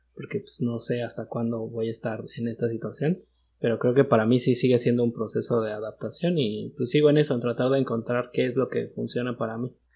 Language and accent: Spanish; Mexico; moved away as an adult; now in United States; nosotros que somos de México